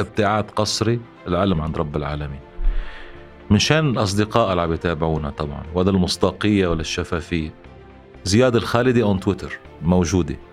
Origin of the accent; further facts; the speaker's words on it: Lebanon; نحن كلبنانيين